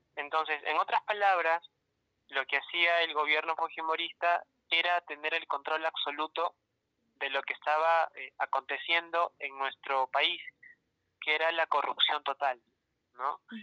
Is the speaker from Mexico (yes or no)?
no; Peru; a los peruanos nos aburre leer.